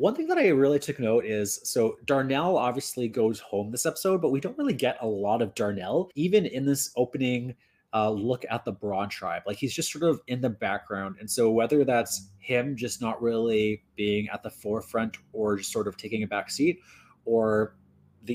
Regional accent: Northern Ontario, Canada; I grew up in Northern Ontario

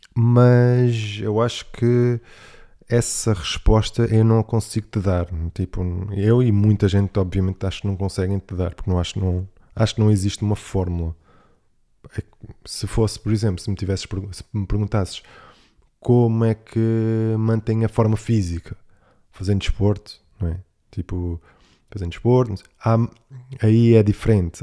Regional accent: Algarve, Portugal; accent: Algarvian; vou estar no Algarve com um sotaque talvez mais algarvio ainda do que o habitual

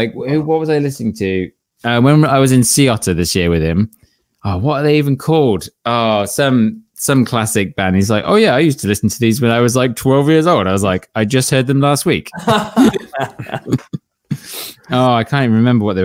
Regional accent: Canada; I'm from Canada

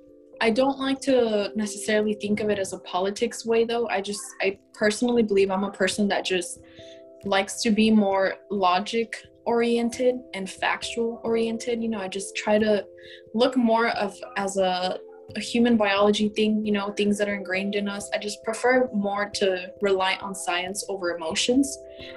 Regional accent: El Paso, Texas, United States; I'm from El Paso, Texas. So I've been in Texas my whole life.

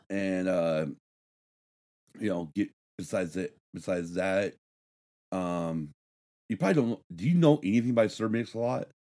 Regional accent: Battle Mountain, Nevada, United States; Growing up in Battle Mountain, Nevada

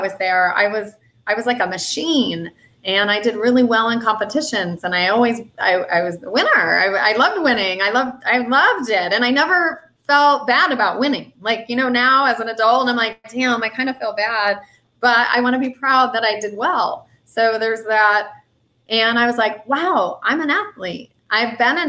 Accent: Tucson, Arizona, United States; it's happening in Tucson, my hometown.

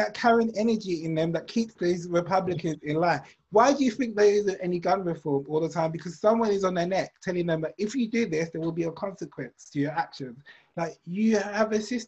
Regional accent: England, United Kingdom; I'm English

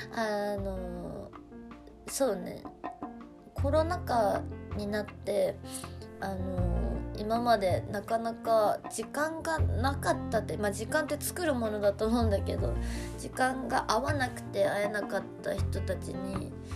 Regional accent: Kushiro, Hokkaido, Japan; moved away as an adult; now in Tokyo, Japan; 北海道の釧路市というところで育生まれ育ったんですけど

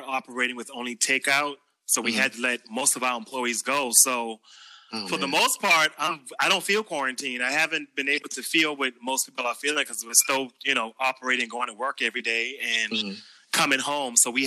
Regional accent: Charleston, South Carolina, United States; accent: Geechee; I am from Charleston, South Carolina.

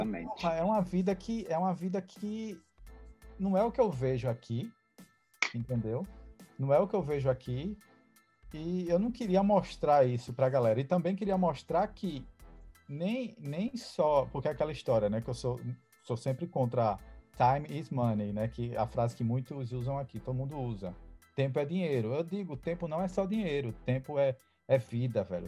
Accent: Recife, Pernambuco, Brazil; moved away as an adult; now in Boston, United States; sou de Recife, Pernambuco, moro aqui em Boston seis anos já

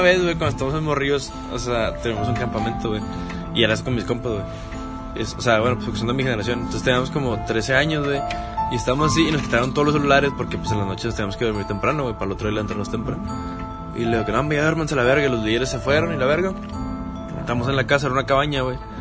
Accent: Salinas Victoria, Nuevo León, Mexico; En mi tierra natal, Salinas Victoria

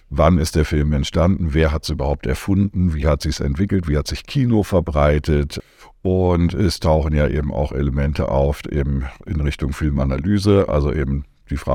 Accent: Berlin, Germany; Ja, mache ich gerne. Ja … ich komme aus Berlin

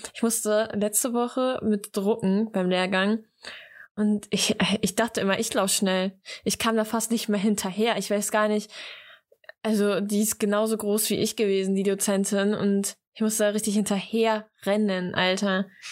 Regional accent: East Frisia, Lower Saxony, Germany; Ja, aber bei uns in Ostfriesland

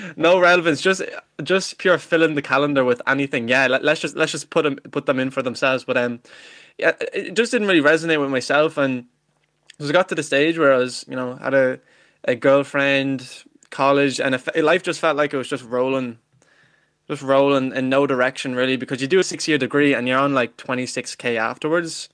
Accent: Ireland; I'm Irish myself. I'm not like some of these Americans, you know, pretend to be Irish with their great, great, great grannies, but, um, yeah, I'm from, I'm from Ireland myself

